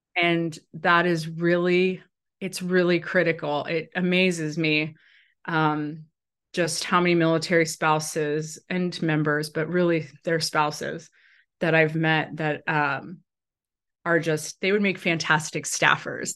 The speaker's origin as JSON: {"language": "English", "region": "Arkansas", "country": "United States", "also_born_or_lived": "Washington, D.C.", "moved": "as an adult", "said": "still sitting U S Senator from the state of Arkansas, who's my home state senator."}